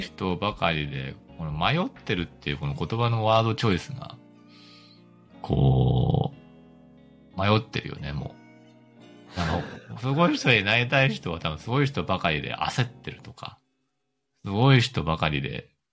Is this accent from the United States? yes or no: yes; United States; moved away; アメリカ育ちの個人投資家